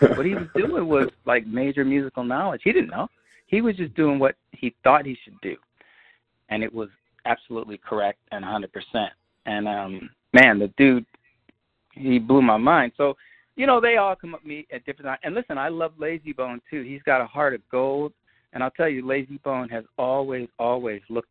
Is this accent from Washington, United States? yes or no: no; New York City, New York, United States; also born or lived in Bondi Beach, Australia; growing up in Queens